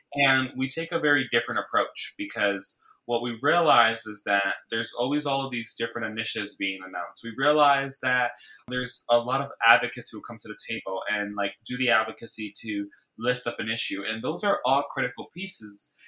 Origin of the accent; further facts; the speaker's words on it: Bridgeport, Connecticut, United States; now in New York City, United States; I grew up in Bridgeport, Connecticut, which is about 60 miles outside of New York City, where I live now